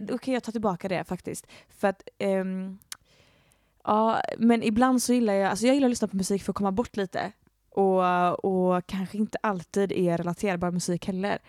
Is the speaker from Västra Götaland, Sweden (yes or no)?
yes; Gothenburg, Västra Götaland, Sweden; also born or lived in Floda; jag kommer ju från Sverige och eh, från Göteborg. Eh, och jag är uppvuxen i Göteborg och lite utanför Göteborg